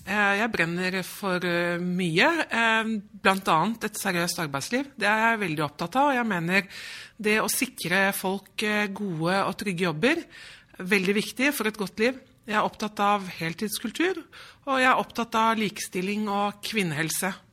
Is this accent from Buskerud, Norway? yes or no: yes; Drammen, Buskerud, Norway; moved away as an adult; now in Stavanger, Norway; Jeg er jo født og oppvokst i Drammen